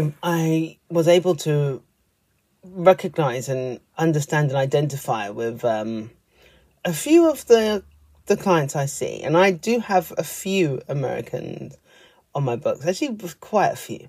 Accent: United Kingdom; being a British person

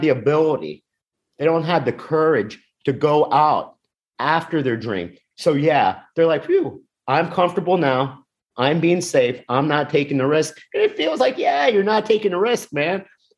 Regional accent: Miami, Florida, United States; Yes, I'm from South Florida. I'm from Miami, but same mindset. I grew up in a working class neighborhood where people married their high school sweetheart. People stayed.

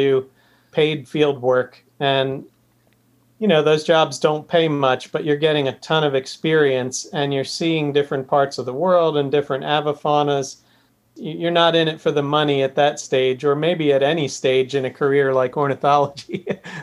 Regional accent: New Jersey, United States; moved away as an adult; also born or lived in Channel Islands; I grew up in New Jersey

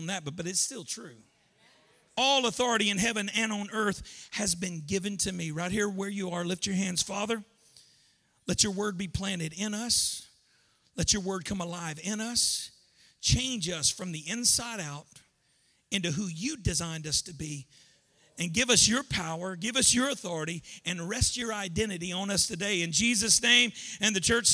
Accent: Louisiana, United States; I'm from Louisiana, and I grew up going to Christian school

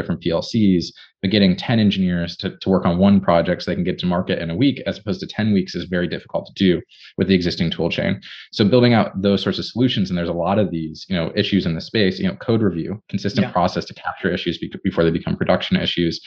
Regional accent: Ann Arbor, Michigan, United States; I grew up in Michigan

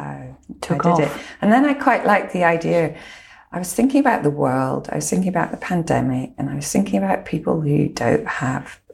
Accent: Lochland, Scotland, United Kingdom; I was brought up around Lochland.

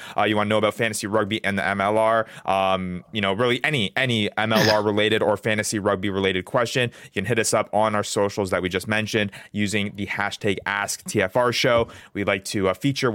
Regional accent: Canada; now in United States; born and raised in Canada, now living here in the United States.

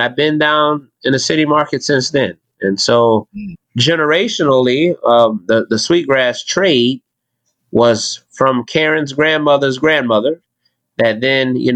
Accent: Mount Pleasant, South Carolina, United States; I'm from Mount Pleasant, born and raised.

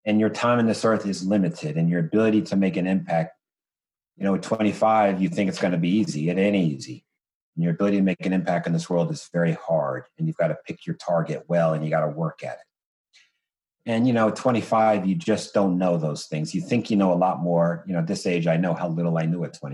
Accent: East Orange, New Jersey, United States; I am a child of Essex County, New Jersey. I am from East Orange, New Jersey.

